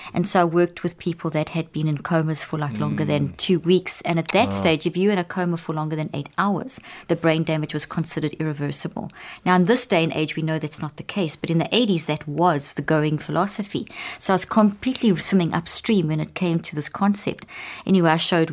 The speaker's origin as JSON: {"language": "English", "country": "South Africa", "tie": "born or raised there", "also_born_or_lived": "Zimbabwe", "moved": "yes", "said": "I was born in Zimbabwe and grew up in South Africa"}